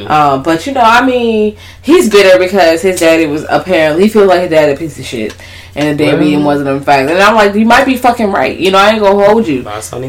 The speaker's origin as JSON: {"language": "English", "town": "Richmond", "region": "Virginia", "country": "United States", "said": "I'm from Richmond."}